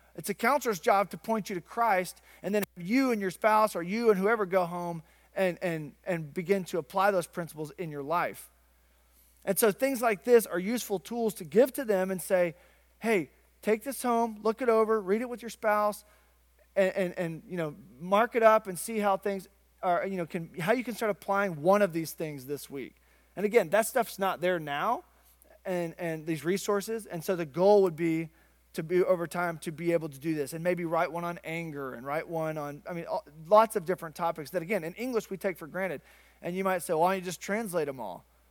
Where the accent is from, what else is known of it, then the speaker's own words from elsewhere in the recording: Arkansas, United States; growing up in Arkansas on the Bible Belt